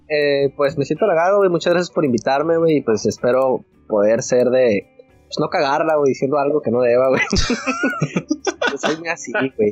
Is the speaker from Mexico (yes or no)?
yes; Tijuana, Baja California, Mexico; now in Mazatlán, Mexico; Yo, yo soy de Tijuana. Yo actualmente vivo en Mazatlán, Sinaloa, pero yo soy de Tijuana.